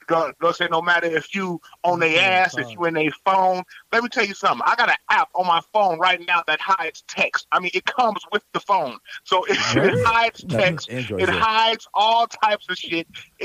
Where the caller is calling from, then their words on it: Chicago, Illinois, United States; I'm calling from Chicago, Illinois.